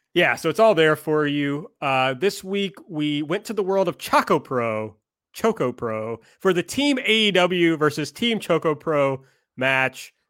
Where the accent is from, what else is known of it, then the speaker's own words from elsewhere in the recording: Kentucky, United States; We're from Kentucky